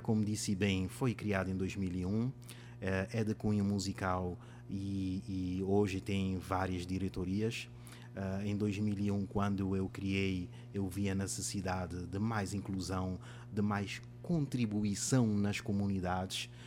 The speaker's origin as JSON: {"language": "Portuguese", "town": "Mindelo", "region": "São Vicente", "country": "Cape Verde", "tie": "born or raised there", "first_language": "Cape Verdean Creole (Sampadjudo)", "second_language": "Portuguese", "moved": "as an adult", "lives_now": "João Pessoa, Brazil", "said": "Sou africano da República de Cabo Verde e da cidade de Mindelo, né, cidade natal da, da Cesária Évora"}